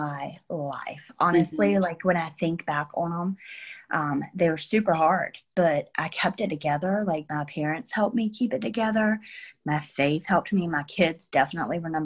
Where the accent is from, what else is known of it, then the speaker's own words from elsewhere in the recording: North Carolina, United States; moved away as an adult; now in Florida, United States; we're both from North Carolina